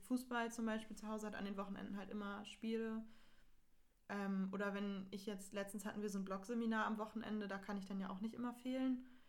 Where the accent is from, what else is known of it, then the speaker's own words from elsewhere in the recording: Itzehoe, Schleswig-Holstein, Germany; moved away; wo ich herkomme, also aus Itzehoe.